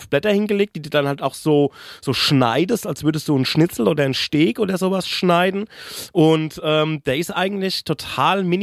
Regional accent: Aschaffenburg, Bavaria, Germany; wo seid ihr her? Ja, Aschaffenburg, Frankfurt, der Umleiter gesagt, ach, Aschaffenburg. Ich habe irgendwie vier Jahre in Mömpris gekocht, ne? Also das ist äh

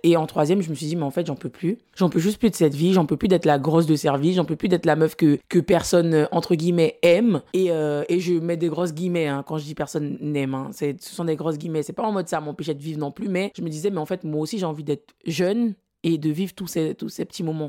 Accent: French Guiana; je viens de la Guyane

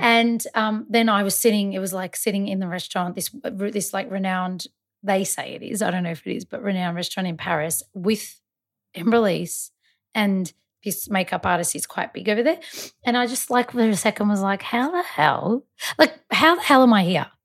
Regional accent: Malta; I'm Maltese

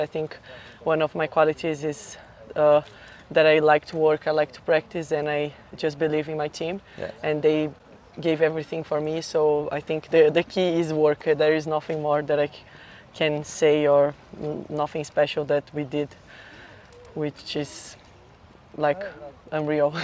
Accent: São Paulo, Brazil; I'm from Brazil, São Paulo

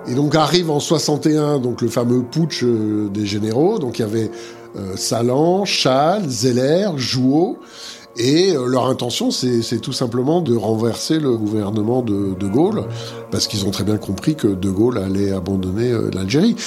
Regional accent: Montbéliard, Bourgogne-Franche-Comté, France; moved away as an adult; also born or lived in Paris; je suis né à Montbéliard, dans le Doubs

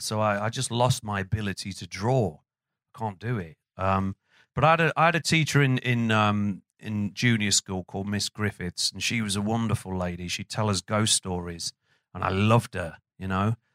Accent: Burton upon Trent, West Midlands, United Kingdom; the area that I grew up in, which was a housing estate called Windsor

